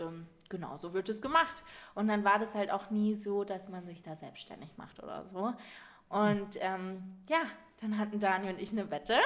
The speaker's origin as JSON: {"language": "German", "town": "Munich", "region": "Bavaria", "country": "Germany", "said": "mich so als Münchner Madel verkauft habe"}